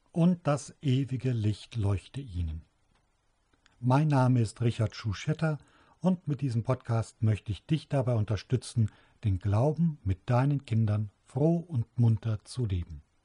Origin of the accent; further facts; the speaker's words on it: Trier, Rhineland-Palatinate, Germany; In Trier, meiner Geburtsstadt